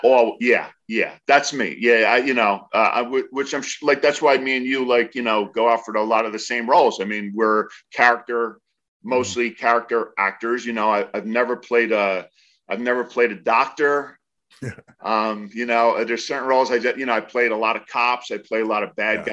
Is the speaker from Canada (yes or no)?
no; New Jersey, United States; moved away; I grew up in New Jersey